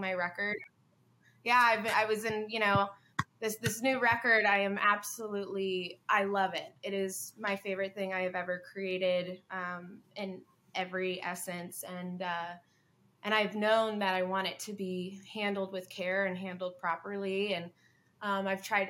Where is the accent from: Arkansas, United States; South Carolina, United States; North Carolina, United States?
South Carolina, United States; Hilton Head Island; I, I, come from Hilton Head Island, South Carolina. I was born and raised down there